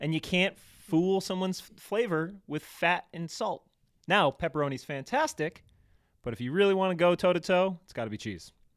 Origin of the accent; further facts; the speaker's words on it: East Coast, United States; I grew up on the East Coast